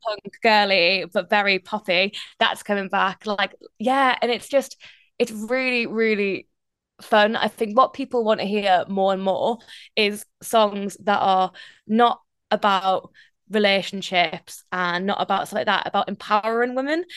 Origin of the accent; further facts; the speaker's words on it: North East England, United Kingdom; accent: Geordie; now in London, United Kingdom; I'm still very much Northeastern, but the moment I meet anyone else who's Geordie, my accent comes out, like, bigger and stronger